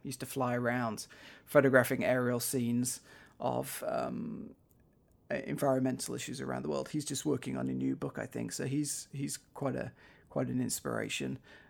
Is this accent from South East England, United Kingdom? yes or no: no; North West England, United Kingdom; now in -; in the area where I grew up in the Northwest, just outside of Manchester, we're seeing things like these regular floods